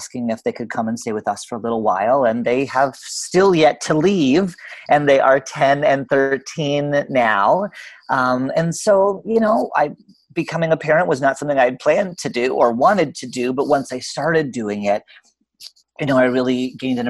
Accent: Canada; now in Portland, United States; I'm actually Canadian by birth, but I'm living in Portland, Oregon

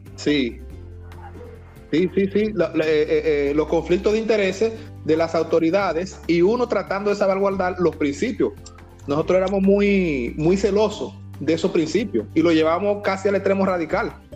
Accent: Dominican Republic; fuimos como República Dominicana

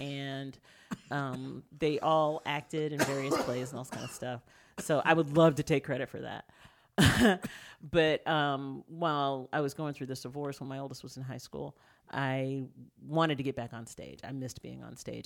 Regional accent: Tyler, Texas, United States; moved away as an adult; also born or lived in Houston, Texas; I grew up in Tyler, Texas. I was born in Houston

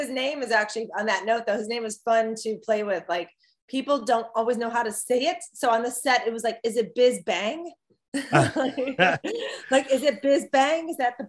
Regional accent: Chicago, Illinois, United States; I come from Chicago, which also has good food.

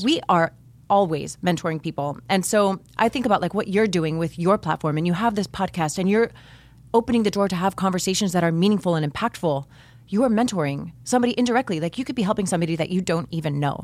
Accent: Miami, Florida, United States; I grew up here in Miami

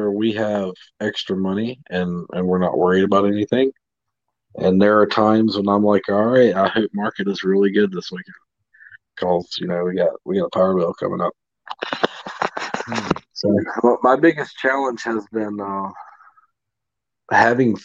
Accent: the South, United States; now in Mississippi, United States; I was born and raised in the South. I've lived with humidity my whole life.

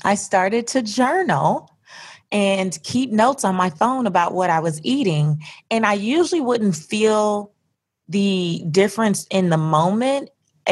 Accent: California, United States; I grew up in California.

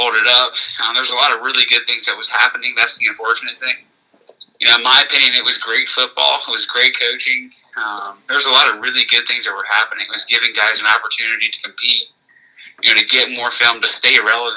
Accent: Reading, Pennsylvania, United States; I'm from Reading, Pennsylvania

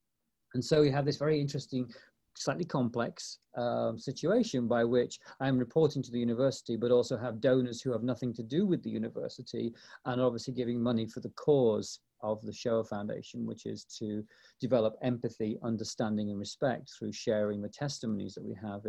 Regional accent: East Midlands, United Kingdom; now in Los Angeles, United States; I came to Southern California from Nottinghamshire, England, which, of course, is the place where Sherwood Forest is, to this huge metropolis of Los Angeles, Ben.

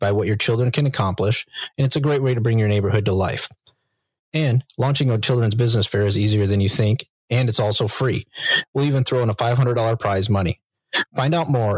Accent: Western New York, United States; moved away as an adult; now in Bay Area, United States; I'm Western New York, so I have picked up some of the verbiage for sure. I mean, it's been 13 years now

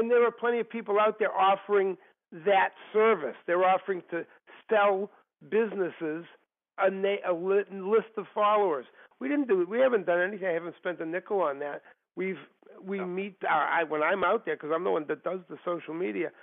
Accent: Massachusetts, United States; also born or lived in Washington D.C.; I am originally from Massachusetts, and I still live there today. Okay. and other than going to college in Washington D.C., uh, I've lived here all my life.

